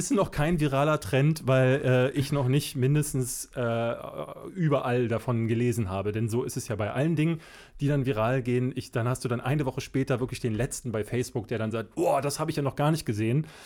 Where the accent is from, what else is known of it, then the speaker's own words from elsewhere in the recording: Berlin, Germany; ich bin in Berlin-Marzahn groß geworden. Berlin-Marzahn ist in der Zeit, also in den 80er Jahren, Anfang der 80er, ich bin ja 81 geboren, gerade erst gebaut worden.